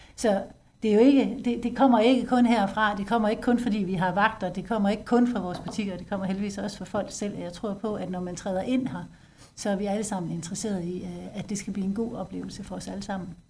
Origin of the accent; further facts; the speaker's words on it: Denmark; vi som danskere